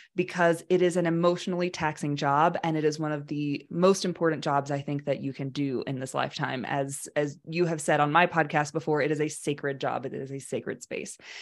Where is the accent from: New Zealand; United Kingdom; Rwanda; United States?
United States; Alabama; I was raised in Alabama in a very conservative but loving family